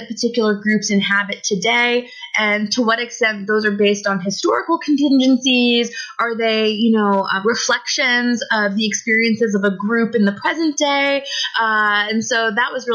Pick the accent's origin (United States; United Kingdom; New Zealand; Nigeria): United States; moved away as an adult; now in Toronto, Canada; I was born in the United States and I grew up there my whole life